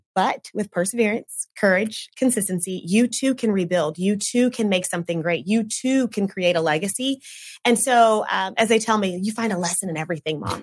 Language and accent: English; Oklahoma City, Oklahoma, United States; moved away as an adult; now in Tulsa, United States; I grew up in the Oklahoma City area and then I came here